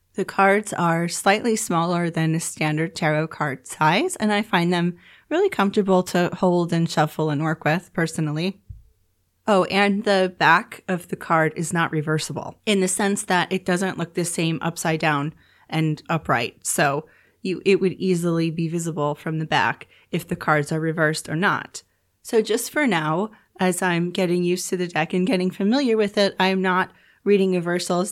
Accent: New York, United States; moved away as an adult; now in Turkey; I come from New York, so where I'm from in New York, we have really bright, sunny, snowy winters

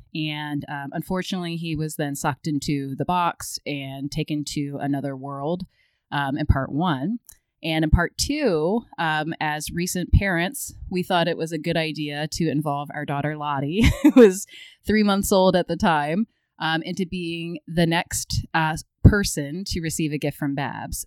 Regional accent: Maryland, United States; I grew up in Maryland

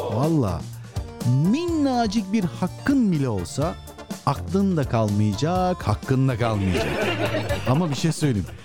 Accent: Sinop, Turkey; ben Sinopluyum

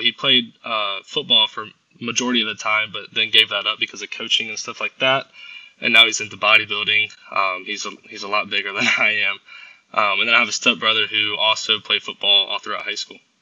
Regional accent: Augusta, Georgia, United States; I was born and raised in Augusta, Georgia.

